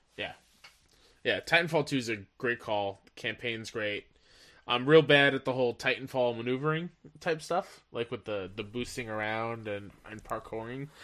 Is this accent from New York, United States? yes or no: yes; Long Island, New York, United States; my hometown on Long Island